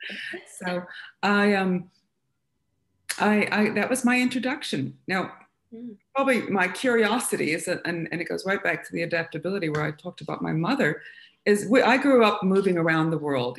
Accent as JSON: {"language": "English", "country": "United States", "moved": "as an adult", "lives_now": "Australia", "said": "Not born and raised in Australia, it might be noticeable by the sound of my voice. But I um, I wound up here kind of young in my early 20s, and um, having explored um, a lot of uh, subjects in humanities and, and uh, liberal arts when I was in my college in America"}